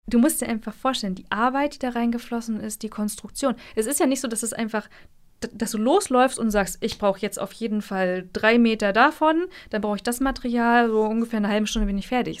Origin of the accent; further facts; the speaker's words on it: Mecklenburg-Vorpommern, Germany; moved away as an adult; also born or lived in Rostock; now in Jena, Germany; ich komme ursprünglich aus Mecklenburg und bin vor zweieinhalb Jahren nach Jena gezogen